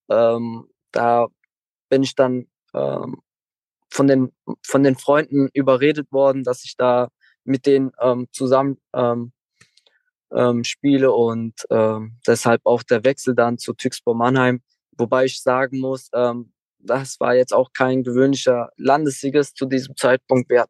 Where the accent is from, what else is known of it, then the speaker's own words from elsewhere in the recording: Turkey; Klar, ich habe äh, mein Herkunftsland ist Türkei